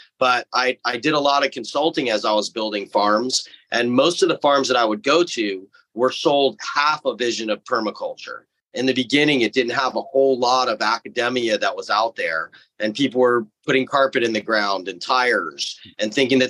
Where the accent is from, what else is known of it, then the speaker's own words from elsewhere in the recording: Hawaii, United States; I grew up here in Hawaii for the most part, living in a pretty recluded valley on one of the smaller islands on Molokai, between there and Maui.